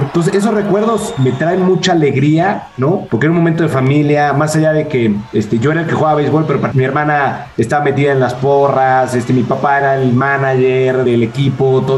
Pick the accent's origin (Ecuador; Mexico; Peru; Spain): Mexico; Mexico City; nací en la Ciudad de México.